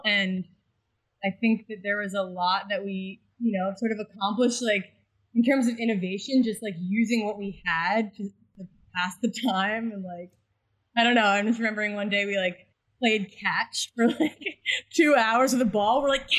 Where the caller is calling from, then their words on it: Brooklyn, New York, United States; I'm beaming in from Brooklyn, New York, where it's a bit of a thunderstorm out right now.